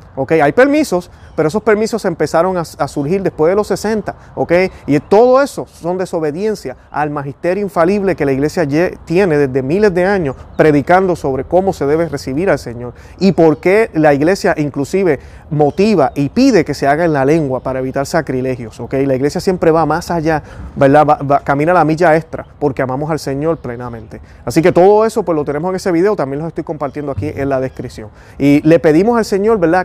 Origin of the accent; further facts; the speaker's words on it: Puerto Rico; yo soy puertorriqueño, tengo mi acento